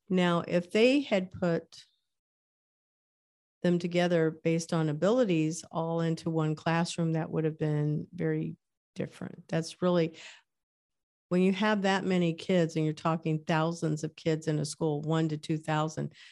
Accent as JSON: {"language": "English", "region": "Kansas", "country": "United States", "tie": "born there", "said": "I was born in Kansas. So, you know, that area of the world had a different name."}